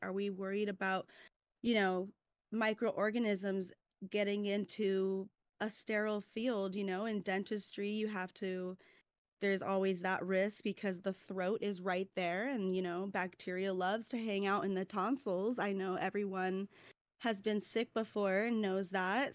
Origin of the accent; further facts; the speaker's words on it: California, United States; moved away as an adult; also born or lived in Midwest; from DeWardy, California, but currently I am in nursing school in the Midwest